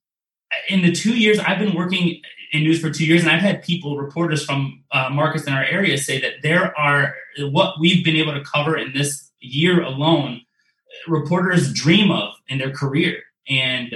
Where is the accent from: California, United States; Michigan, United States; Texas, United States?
Michigan, United States; Detroit; I'm from Metro Detroit, so I've grown up watching, you know, Channel 7, Channel 4, and Channel 2